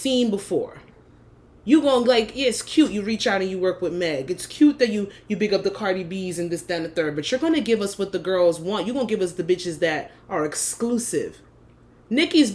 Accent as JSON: {"language": "English", "region": "New Jersey", "country": "United States", "tie": "born or raised there", "said": "living in Jersey, born and raised"}